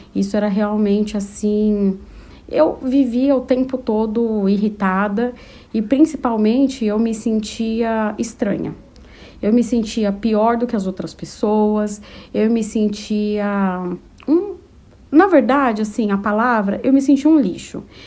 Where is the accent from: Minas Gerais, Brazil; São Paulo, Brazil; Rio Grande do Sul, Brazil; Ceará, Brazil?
São Paulo, Brazil; also born or lived in Taboão da Serra; Eu sou de São Paulo, capital